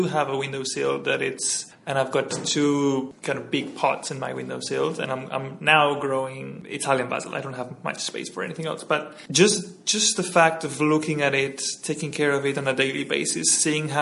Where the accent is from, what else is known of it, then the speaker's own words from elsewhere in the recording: Barcelona, Catalonia, Spain; moved away as an adult; now in Hong Kong; I'm from Spain. I'm originally from Barcelona